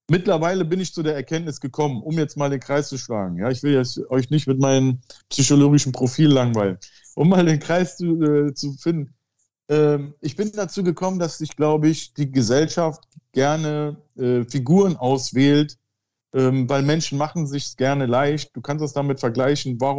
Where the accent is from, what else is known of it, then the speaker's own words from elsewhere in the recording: Turkey; Aber als Türke ging das immer so, ja.